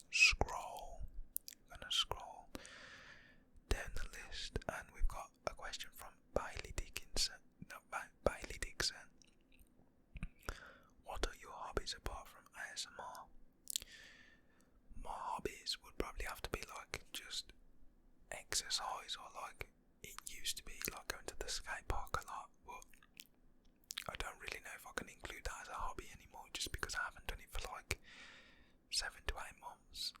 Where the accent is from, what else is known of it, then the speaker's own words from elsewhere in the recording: West Midlands, United Kingdom; I am from England, Britain, the UK, from West Midlands